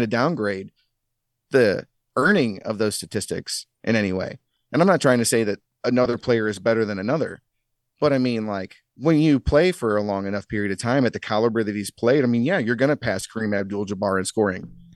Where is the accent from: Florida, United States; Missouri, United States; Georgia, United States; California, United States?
Missouri, United States; St. Louis; we grew up in Saint Louis, you, you don't have an N B A team.